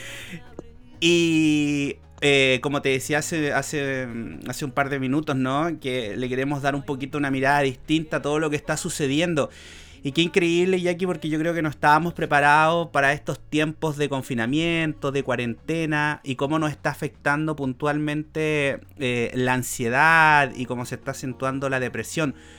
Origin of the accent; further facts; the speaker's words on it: Chile; decimos aquí en Chile